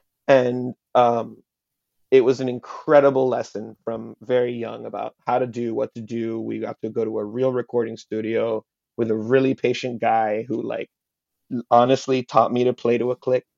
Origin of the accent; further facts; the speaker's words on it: Hialeah, Florida, United States; first language Spanish; English is a second language; I am Cuban. My parents are Cuban exiles. They met in Hialeah, and I was born and raised there. I was raised in Spanish.